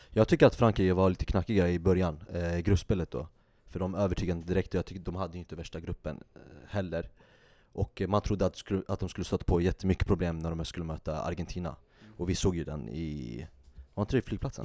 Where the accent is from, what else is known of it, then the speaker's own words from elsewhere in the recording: Sweden; vi som är svenskar